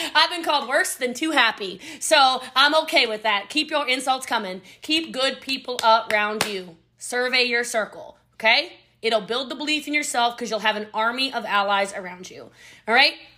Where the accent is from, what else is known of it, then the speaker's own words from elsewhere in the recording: Maryland, United States; I'm from Maryland